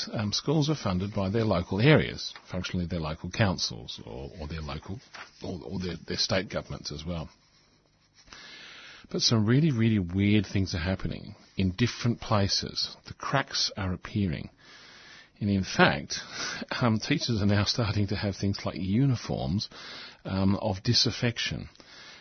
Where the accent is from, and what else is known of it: Australia